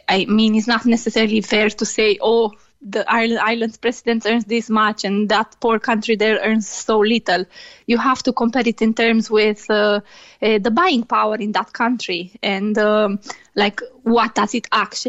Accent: Romania; English is a second language; now in Ireland; I'm from Romania, yes.

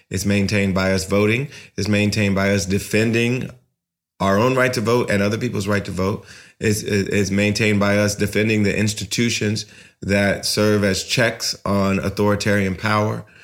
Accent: United States; also born or lived in San Diego

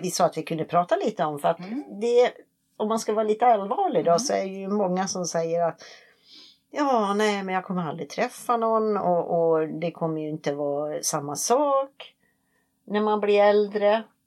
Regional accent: Sweden; moved away; hemma i Sverige

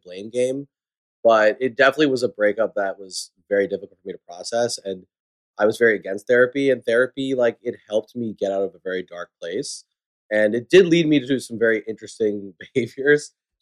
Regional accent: New York City, New York, United States; also born or lived in New Hampshire / Washington, D.C.; I grew up here in New York City, went to private school here

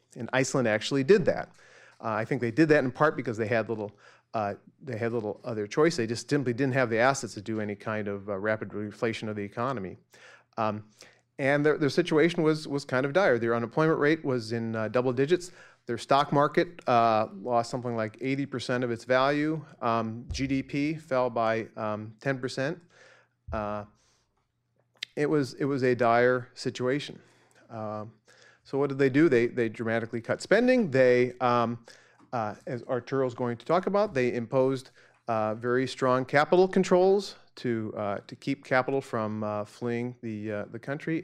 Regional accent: Central Illinois, United States; born or raised there; moved away

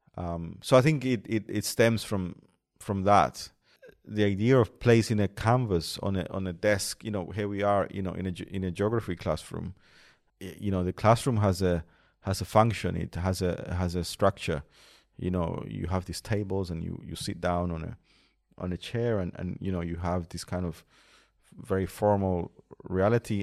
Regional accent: Colombia; moved away; in Colombia, in, in my hometown

